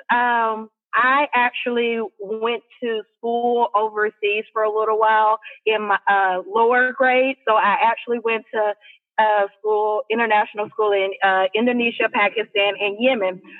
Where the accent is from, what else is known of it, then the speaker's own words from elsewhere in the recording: United States; you got treated like, you know, high class no matter how fat your pocket is because you were American.